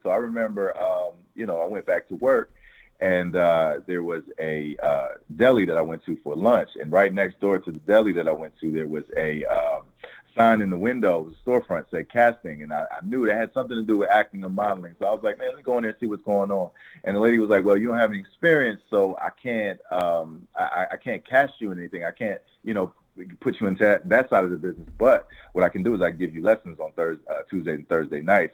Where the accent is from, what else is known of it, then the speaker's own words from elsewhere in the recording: Willingboro, New Jersey, United States; also born or lived in Camden, New Jersey; I was born in Camden, New Jersey, but I, I was raised in a, in a, in a place called Willingboro, New Jersey.